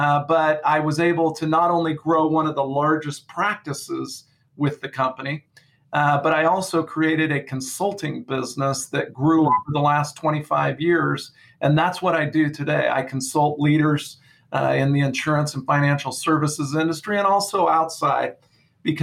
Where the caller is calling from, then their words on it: Visalia, California, United States; Well, I'm coming from Visalia, California, which is in the Central Valley of California. I'm between San Francisco and LA, and I'm between Yosemite and Morro Bay. So I'm right dead center in Visalia.